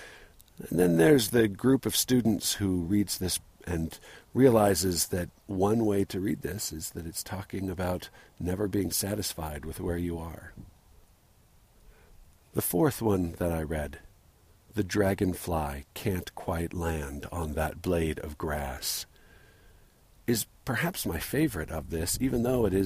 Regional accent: San Diego, California, United States; moved away; I think about my growing up in San Diego

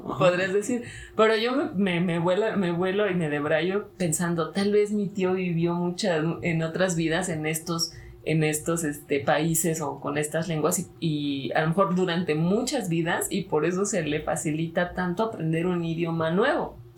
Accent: Mexico; aquí en mi país, en México

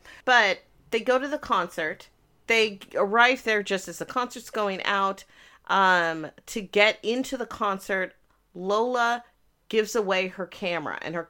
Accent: United Kingdom; I am also British, but I am from the place that Michael Caine is from.

